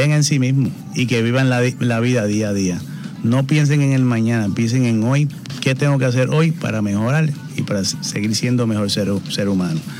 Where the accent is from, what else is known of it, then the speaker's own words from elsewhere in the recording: Puerto Rico; Eso es así, soy boricua, boricua 100%.